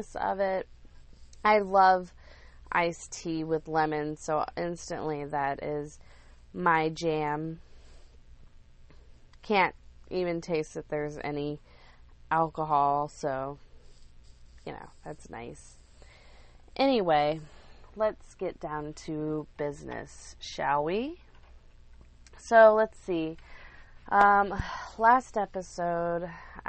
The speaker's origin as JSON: {"language": "English", "town": "Lake Wylie", "region": "South Carolina", "country": "United States", "tie": "born or raised there", "moved": "as an adult", "said": "I'm from Lake Wylie. I lived there most of my life"}